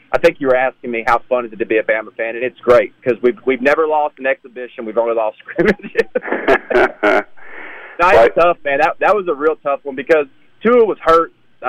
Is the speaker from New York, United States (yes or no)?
no; Brookwood, Alabama, United States; I'm from Brookwood, Alabama, and I know people in my hometown that they're like, oh, I can't wait to leave this place. I'm like, I love Brookwood. I love 1,800 people, you know?